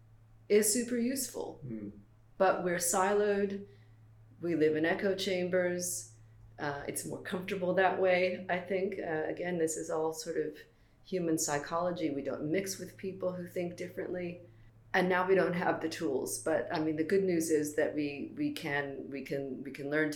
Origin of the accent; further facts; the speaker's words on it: Silicon Valley, California, United States; moved away as an adult; also born or lived in Russia / Azerbaijan; now in United Kingdom; I come from the Silicon Valley, where the defense industry was based